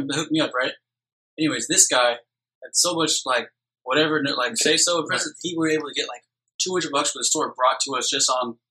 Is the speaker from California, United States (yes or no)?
yes; Orange County, California, United States; Orange County.